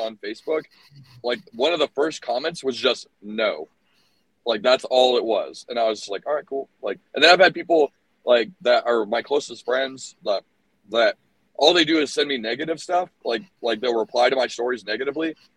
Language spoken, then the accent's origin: English; Orlando, Florida, United States; also born or lived in Tucson, Arizona; now in Arizona, United States; I'm from Orlando